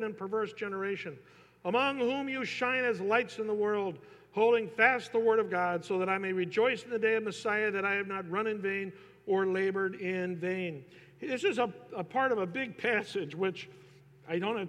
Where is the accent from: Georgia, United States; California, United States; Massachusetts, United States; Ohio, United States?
California, United States; Northern; I'm from Northern California